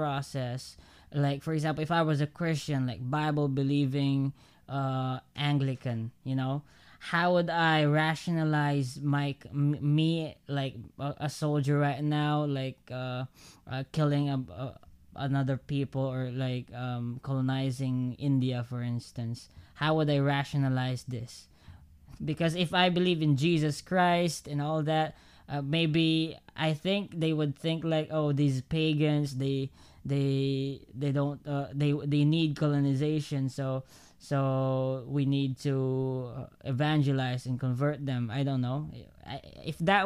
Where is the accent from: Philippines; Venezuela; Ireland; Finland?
Philippines